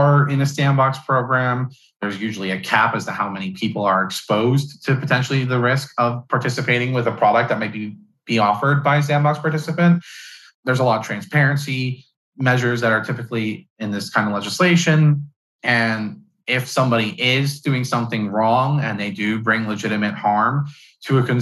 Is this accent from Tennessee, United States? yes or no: no; New York, United States; I'm from New York